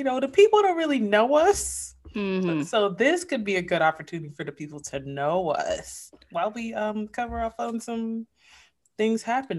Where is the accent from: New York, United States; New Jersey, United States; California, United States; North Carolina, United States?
New York, United States; I'm a New Yorker.